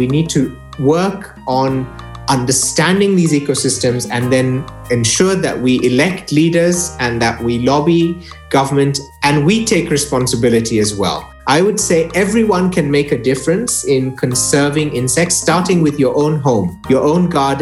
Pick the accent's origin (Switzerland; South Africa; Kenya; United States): Kenya; Eldoret, Uasin Gishu County; When I was growing up in Eldoret in Western Kenya, way back in the 90s